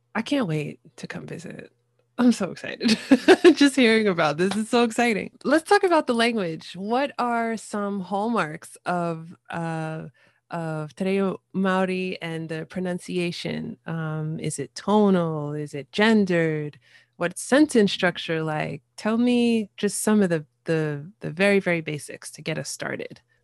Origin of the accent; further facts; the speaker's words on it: United States; as an American